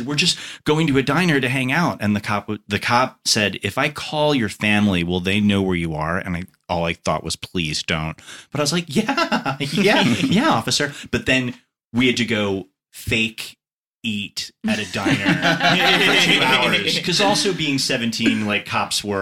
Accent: Long Island, New York, United States; moved away; I grew up on Long Island, New York, which is like diner culture, center of the bullseye

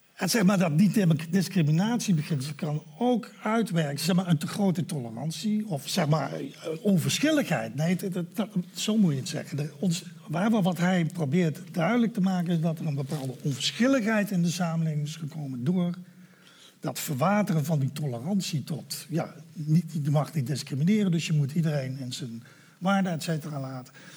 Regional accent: Netherlands; als Nederlanders in een democratie discussiëren

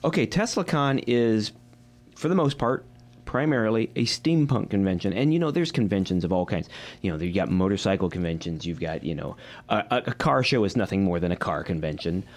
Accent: Midwest, United States; I'm from the Midwest

